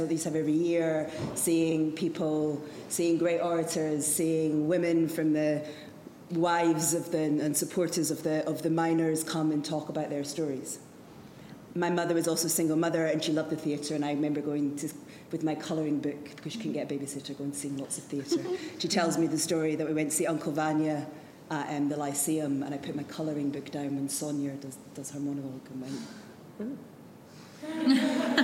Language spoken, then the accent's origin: English; Edinburgh, Scotland, United Kingdom; I was brought up in Edinburgh